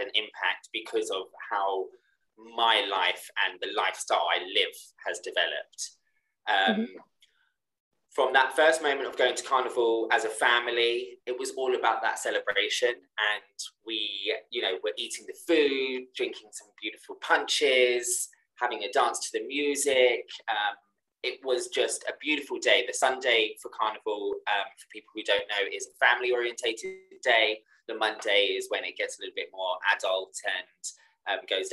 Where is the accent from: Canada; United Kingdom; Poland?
United Kingdom; Hampshire, South East England; I grew up in Hampshire